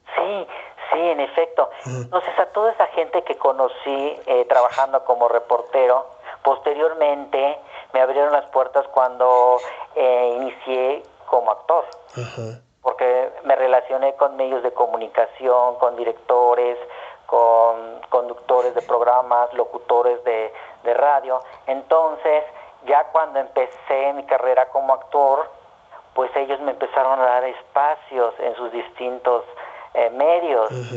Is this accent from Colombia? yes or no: no; Mérida, Yucatán, Mexico; moved away as an adult; also born or lived in Mexico City; saliendo de Mérida